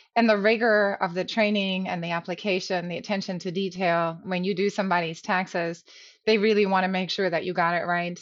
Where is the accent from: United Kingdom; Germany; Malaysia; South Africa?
Germany; moved away; I grew up in Germany